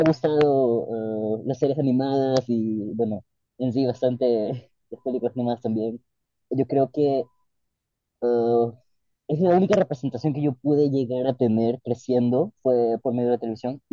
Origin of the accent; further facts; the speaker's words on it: Guayaquil, Guayas, Ecuador; moved away as an adult; now in Paris, France; soy de Guayaquil, crecí en una familia bastante creyente